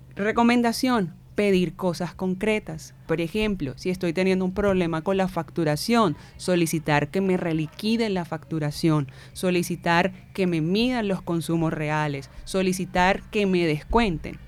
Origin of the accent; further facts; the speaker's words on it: Barranquilla, Atlántico, Colombia; Carnavalera, barranquillera, crecida en criada en barrio acá del suroccidente